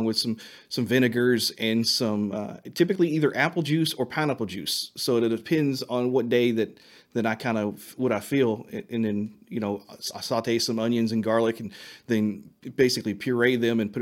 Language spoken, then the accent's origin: English; Eminence, Kentucky, United States; also born or lived in Shelbyville, Kentucky; my hometown, which is in Eminence, Kentucky